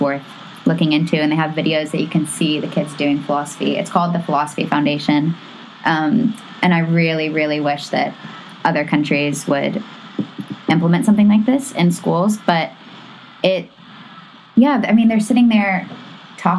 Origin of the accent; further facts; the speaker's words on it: the South, United States; I grew up in the South